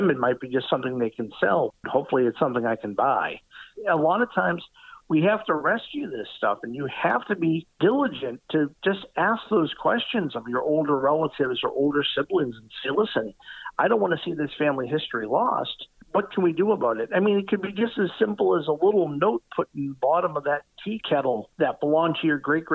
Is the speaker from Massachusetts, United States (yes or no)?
yes; Massachusetts, United States; search for things from my hometown